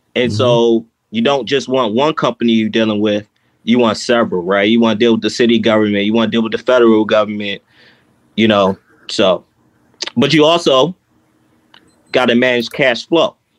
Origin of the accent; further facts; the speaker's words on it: Baltimore, Maryland, United States; growing up from where I grew up in East Baltimore